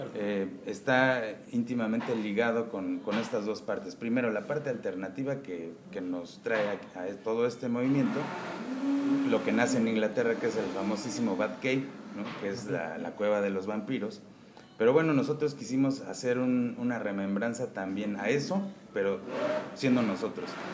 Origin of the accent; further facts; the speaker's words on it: Mexico; México en general es un país bastante surrealista. ¿No? Entonces eh, somos muy alegres